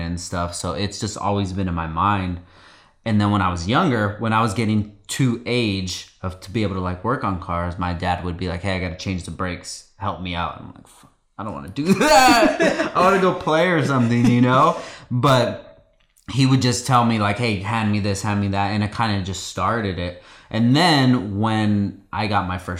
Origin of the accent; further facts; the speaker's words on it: Oxnard, California, United States; moved away as an adult; also born or lived in Gardnerville, Nevada; I grew up here in Oxnard, California for most of my life